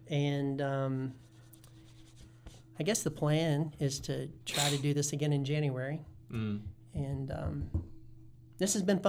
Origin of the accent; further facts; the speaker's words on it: Guilford County, North Carolina, United States; I'm from Guilford County.